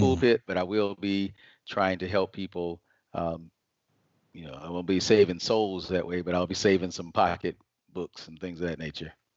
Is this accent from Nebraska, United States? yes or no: no; Atlanta, Georgia, United States; I was raised in Atlanta, Georgia, and have been here most of my life